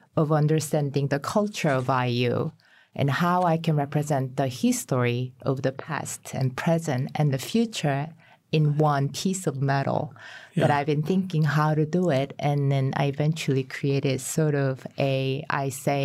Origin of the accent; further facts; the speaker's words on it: Seoul, South Korea; moved away as an adult; also born or lived in Chicago, United States / Los Angeles, United States; now in Indiana, United States; I was born in Seoul. I studied architecture for my bachelor's degree there